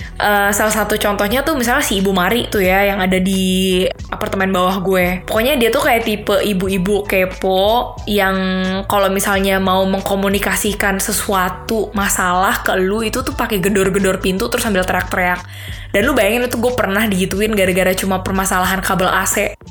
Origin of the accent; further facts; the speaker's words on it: Indonesia; also born or lived in Spain; now in Munich, Germany; gua dari Indo